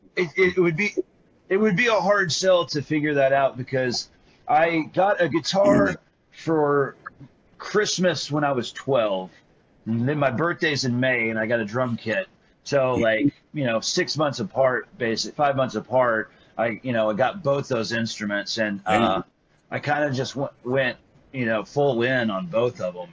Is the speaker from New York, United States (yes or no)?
no; Greenville, Texas, United States; growing up in Greenville, Texas